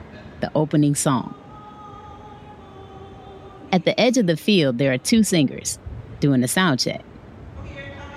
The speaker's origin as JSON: {"language": "English", "town": "Detroit", "region": "Michigan", "country": "United States", "moved": "yes", "said": "I'm originally from Detroit"}